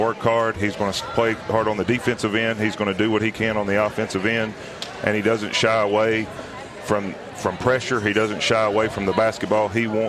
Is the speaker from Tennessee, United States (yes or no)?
yes; Tennessee, United States; also born or lived in Georgia; I grew up here in the Maury County area. I went to school at Spring Hill, played under the great Jimmy Young.